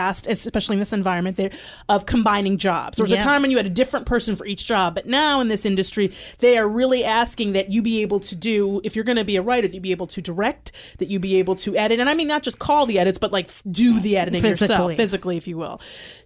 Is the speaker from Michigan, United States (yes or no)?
yes; Michigan, United States; I grew up in Michigan